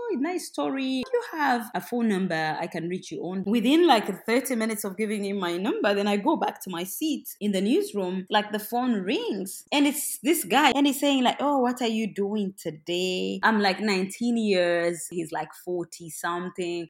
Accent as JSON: {"language": "English", "region": "Western Region", "country": "Uganda", "tie": "born or raised there", "said": "I am from Uganda. I'm born and raised in the southwest of Uganda"}